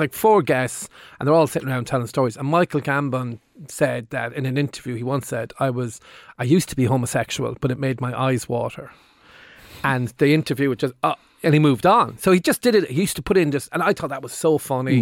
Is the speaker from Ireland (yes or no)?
yes; Limerick, Munster, Ireland; when I was in the eighties growing up in Limerick